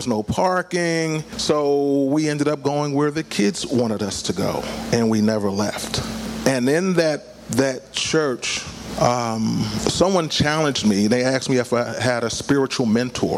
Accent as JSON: {"language": "English", "town": "Philadelphia", "region": "Pennsylvania", "country": "United States", "tie": "born or raised there", "also_born_or_lived": "Pittsburgh", "moved": "as an adult", "said": "I'm born and raised in Philadelphia, but found myself in Pittsburgh."}